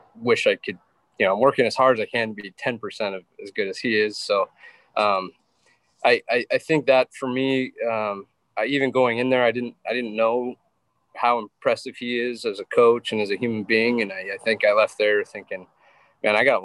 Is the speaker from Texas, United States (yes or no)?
no; Wyoming, United States; I grew up in Wyoming where that's kind of your only option to stay entertained.